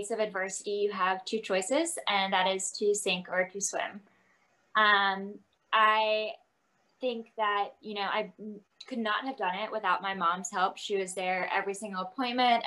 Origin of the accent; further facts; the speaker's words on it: Virginia, United States; moved away as an adult; now in Texas, United States; I'm from Virginia